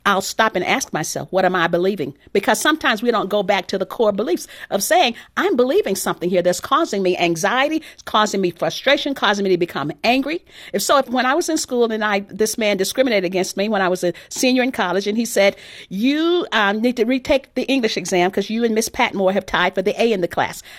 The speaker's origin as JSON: {"language": "English", "region": "Texas", "country": "United States", "tie": "born or raised there", "said": "my background growing up in Texas"}